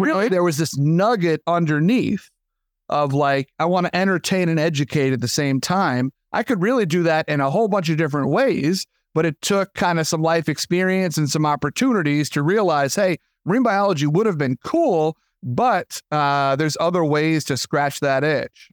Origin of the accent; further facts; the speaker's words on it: Long Island, New York, United States; I'm born and raised in Long Island, New York.